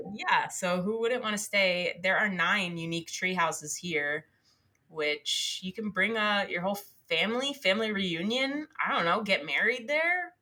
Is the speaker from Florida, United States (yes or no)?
no; New Jersey, United States; I grew up in New Jersey